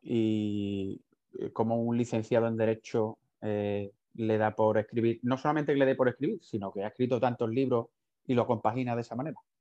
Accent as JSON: {"language": "Spanish", "area": "Huelva", "region": "Andalusia", "country": "Spain", "said": "yo en concreto soy de Huelva y, más de la, de la zona de la sierra"}